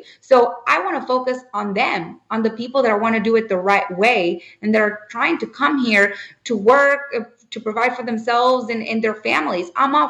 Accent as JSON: {"language": "English", "town": "Burgos", "region": "Tamaulipas", "country": "Mexico", "tie": "born or raised there", "moved": "yes", "lives_now": "United States", "said": "someone like myself that was born in Burgos, Tamaulipas, Mexico, came here to the United States, worked in the cotton fields, I did hoeing for many years, worked in the onion fields"}